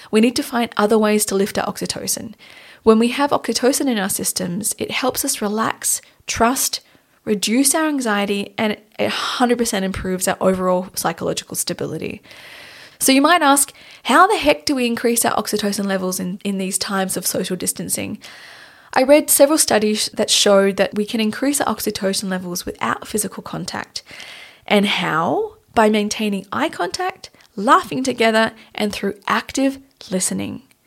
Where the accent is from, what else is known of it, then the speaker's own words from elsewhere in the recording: Australia; now in Munich, Germany; Tanya and I are based in Munich, Germany, but we're originally, we're from Australia.